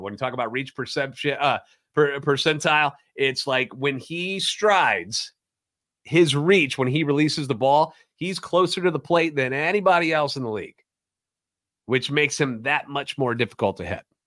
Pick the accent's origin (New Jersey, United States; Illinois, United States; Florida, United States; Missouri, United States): Missouri, United States; St. Louis; Born and raised in the Lumen, a lifetime Cardinals fan